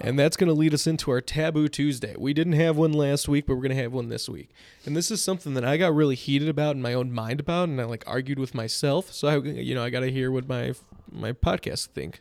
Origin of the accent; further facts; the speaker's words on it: Palatine, Illinois, United States; growing up in Palatine